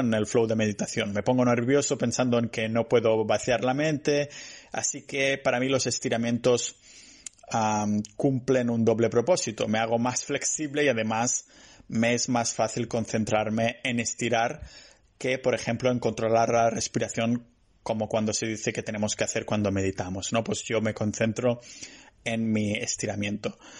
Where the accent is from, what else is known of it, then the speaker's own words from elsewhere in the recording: Spain; soy español